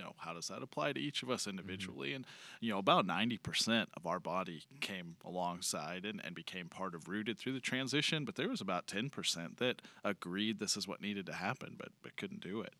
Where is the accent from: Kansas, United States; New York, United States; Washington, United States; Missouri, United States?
Missouri, United States; Joplin; moved away; I came from Joplin. Uh, spent a lot of a lot of time in Joplin as a kid